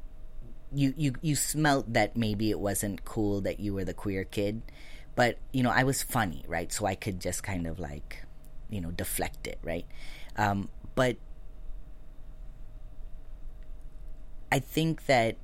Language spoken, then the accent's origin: English; Lancaster, California, United States; so we were raised in Lancaster, California, which is not too far from here.